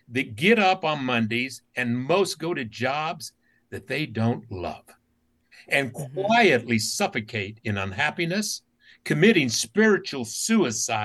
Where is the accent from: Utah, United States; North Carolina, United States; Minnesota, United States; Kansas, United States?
Utah, United States; As a kid growing up in Utah, only brown kid in my school